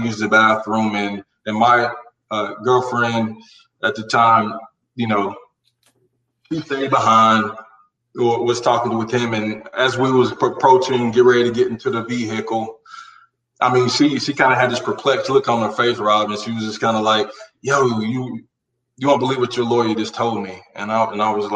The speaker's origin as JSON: {"language": "English", "region": "Carolina", "country": "United States", "tie": "born or raised there", "said": "growing up in Carolina from childhood, teenage, building up to that adult moment"}